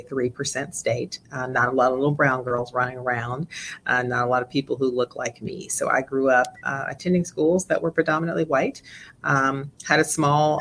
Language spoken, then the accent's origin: English; Southern West Virginia, United States; also born or lived in Massachusetts; growing up in Southern West Virginia was certainly a unique experience. My father relocated our family from Massachusetts to West Virginia because of the coal mines.